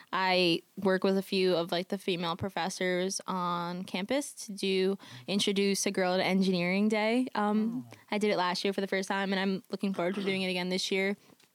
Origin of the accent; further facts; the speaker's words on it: New York City, New York, United States; I'm from Queens, New York